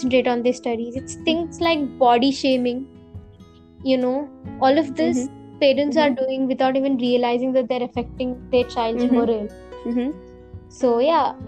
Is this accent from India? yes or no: yes; India; I'm an Indian